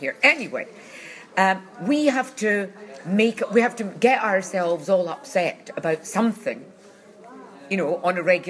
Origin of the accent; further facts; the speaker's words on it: Glasgow, Scotland, United Kingdom; I come from Glasgow